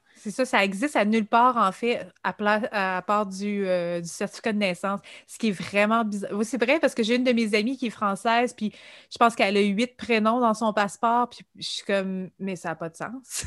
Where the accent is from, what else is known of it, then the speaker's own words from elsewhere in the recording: Quebec, Canada; en tant que Québécois